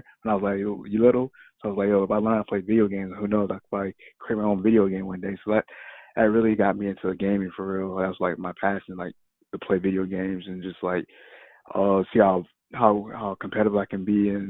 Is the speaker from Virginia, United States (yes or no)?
yes; Virginia Beach, Virginia, United States; I'm from Virginia Beach, Virginia.